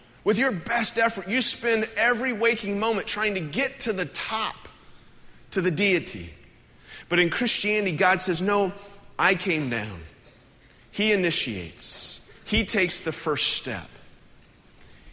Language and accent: English; United States; as an American